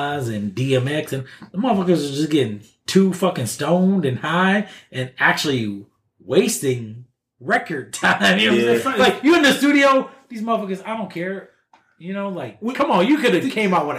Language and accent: English; Buffalo, New York, United States; moved away; I'm from Buffalo, New York. The same motherfucking spot that these cats are from. Mm-hmm. I grew up in the ghetto.